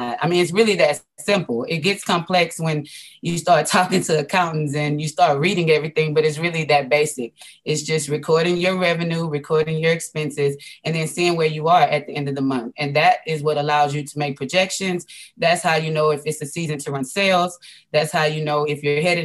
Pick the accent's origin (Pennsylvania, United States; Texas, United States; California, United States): Texas, United States; Houston; I'm from Houston, Texas